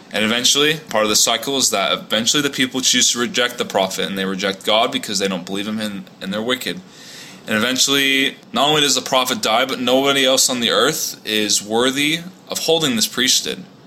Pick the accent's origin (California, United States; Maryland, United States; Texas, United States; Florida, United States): California, United States; Orange County, Southern; moved away as an adult; also born or lived in Provo, Utah; now in Houston, United States; I grew up in Southern California in Orange County for all my life.